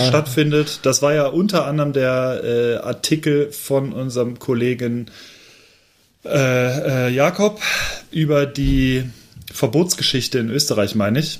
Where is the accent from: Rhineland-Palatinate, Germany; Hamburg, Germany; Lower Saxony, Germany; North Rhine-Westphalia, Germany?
North Rhine-Westphalia, Germany; Overath; ich komme ja aus Overath